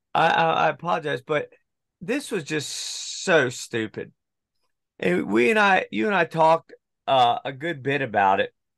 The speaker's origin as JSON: {"language": "English", "country": "United States", "said": "I'm actually an American"}